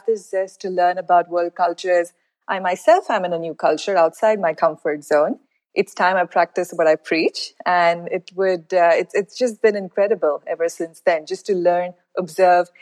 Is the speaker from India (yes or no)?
yes; India; moved away as an adult; now in Riyadh, Saudi Arabia; I am originally from India. That's where I grew up.